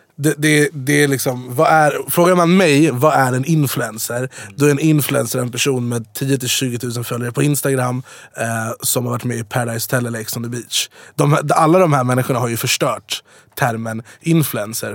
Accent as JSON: {"language": "Swedish", "town": "Jordbro", "region": "Stockholm County", "country": "Sweden", "tie": "born or raised there", "also_born_or_lived": "Farsta / Dubai", "moved": "yes", "lives_now": "Stockholm, Sweden", "said": "Jag är uppvuxen i Jordbro, sen bodde jag i Farsta, sen på mm. Drottninggatan, sen i Dubai"}